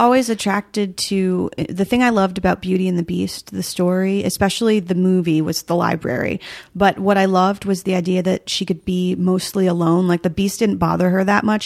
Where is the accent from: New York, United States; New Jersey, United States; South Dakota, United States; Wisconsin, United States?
New Jersey, United States; rural; there was always deer hunting around when I was growing up, but in New Jersey, oddly enough, in rural New Jersey, which exists